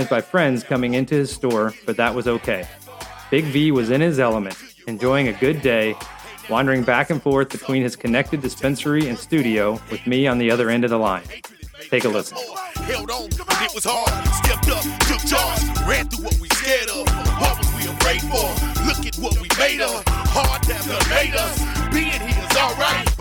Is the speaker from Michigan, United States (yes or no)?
no; Bowling Green, Kentucky, United States; growing up in Bowling Green, Kentucky